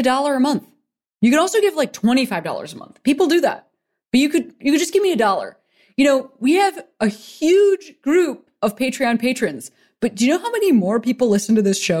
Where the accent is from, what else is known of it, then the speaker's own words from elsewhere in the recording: Chicago, Illinois, United States; moved away; I lived in Chicago. Well, I'm from there.